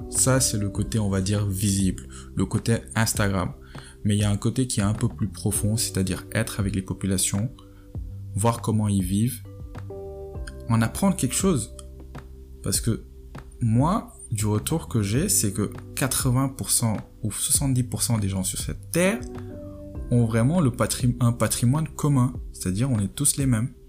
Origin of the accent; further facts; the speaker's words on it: Senegal; moi je suis sénégalais, je suis à 10 000, 15 000 km de chez moi